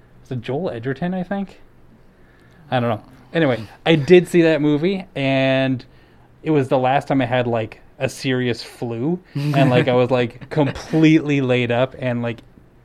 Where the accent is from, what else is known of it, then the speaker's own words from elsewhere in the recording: India; I'm looking for an apartment with two other girls. I'm from India.